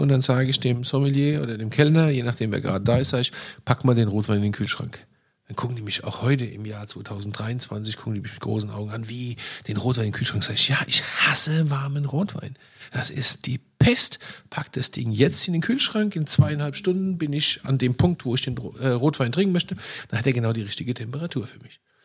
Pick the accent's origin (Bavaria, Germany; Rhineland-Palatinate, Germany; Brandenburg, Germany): Rhineland-Palatinate, Germany; ich bin groß geworden mit Schorle